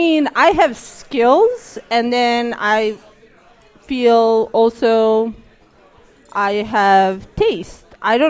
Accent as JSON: {"language": "English", "country": "Serbia", "tie": "born or raised there", "moved": "as an adult", "lives_now": "Washington, D.C., United States", "said": "I hated America for about a month while America was bombing my hometown."}